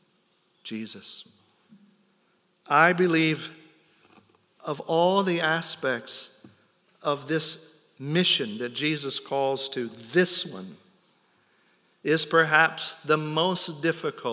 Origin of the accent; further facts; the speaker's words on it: United States; I'm an American